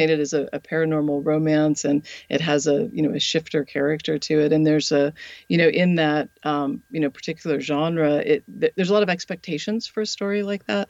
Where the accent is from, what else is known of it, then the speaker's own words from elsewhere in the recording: Colorado, United States; now in the South, United States; Colorado, which is my home state